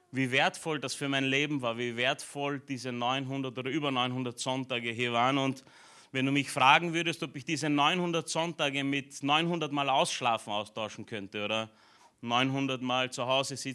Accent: Romania; born there; moved away; also ich bin in Rumänien geboren, bin zwar nicht dort, aufgewachsen, aber meine Eltern waren ja jahrelang in einer rumänischen Gemeinde

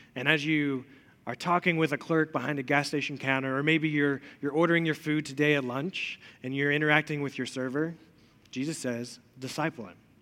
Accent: Elizabethton, Tennessee, United States; also born or lived in Chattanooga; I grew up in Elizabethan, lived there for a really long time

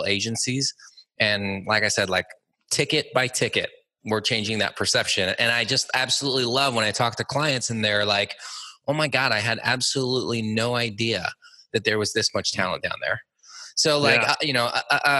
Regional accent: Los Angeles, California, United States; also born or lived in San Diego; I was born and raised in Los Angeles

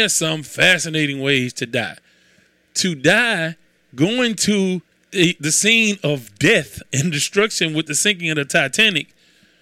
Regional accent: Houston, Texas, United States; I am from Houston

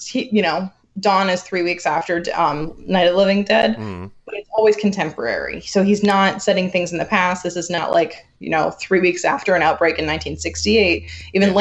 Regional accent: Ireland; as an Irish person

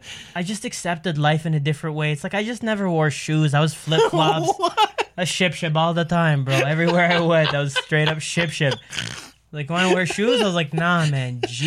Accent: Canada; I immediately went from being Canadian … to just Egyptian …

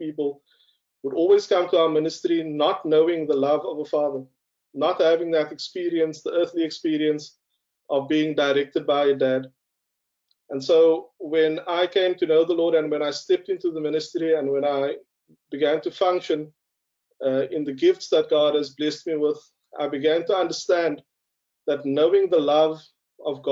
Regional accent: Cape Town, Western Cape, South Africa; as a young colored man growing up on the Cape Flats

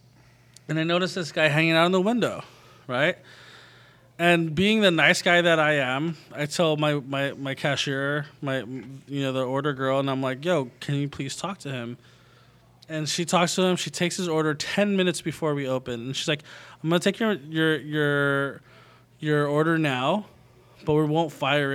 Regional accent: United States; I grew up eating as a Filipino-American

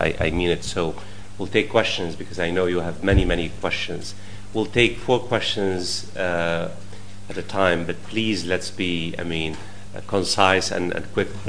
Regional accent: United States; I mean, I'm myself American and I follow

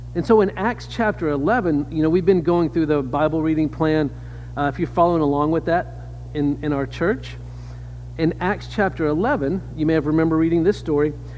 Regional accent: Louisiana, United States; I am from the South. I grew up in Louisiana

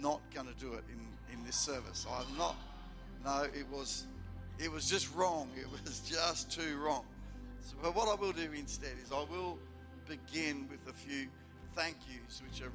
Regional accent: Melbourne, Victoria, Australia; now in Port Lincoln, Australia; where I grew up in Melbourne.

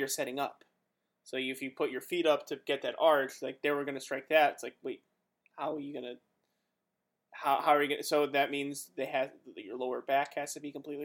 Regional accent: Woodridge, Illinois, United States; I'm from Woodridge, which is, like, 15 minutes away from Lombard.

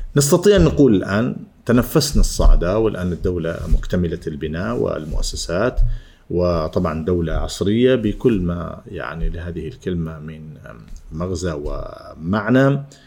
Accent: Oman; اني اعلامي عماني

